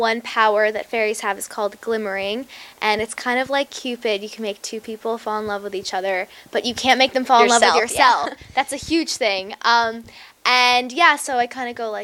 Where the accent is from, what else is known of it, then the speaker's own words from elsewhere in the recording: New York, United States; I'm from New York